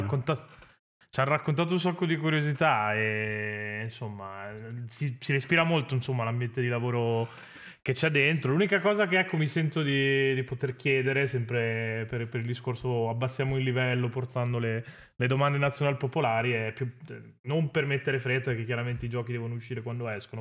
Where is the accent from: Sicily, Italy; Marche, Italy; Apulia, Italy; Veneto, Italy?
Veneto, Italy; Venice; sono della Serenissima